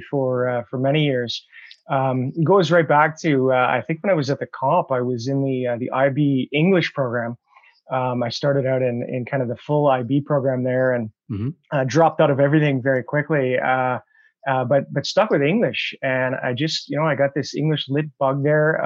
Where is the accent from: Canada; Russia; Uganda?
Canada; North Battleford, Saskatchewan; moved away as an adult; also born or lived in Ottawa / Calgary; I grew up in North Battleford